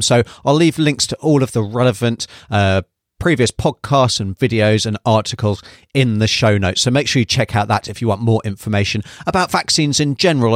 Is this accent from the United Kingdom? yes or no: yes; United Kingdom; moved away as an adult; now in New Zealand; from my accent, you can probably tell, uh, that I was originally U K-based, and that's where I did all my training as well